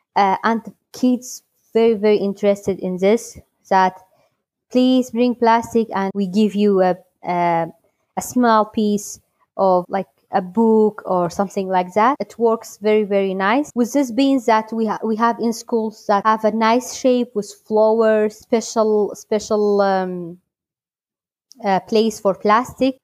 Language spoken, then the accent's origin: English; Halabja, Kurdistan Region, Iraq; I am from Halabja, Kurdistan, Iraq.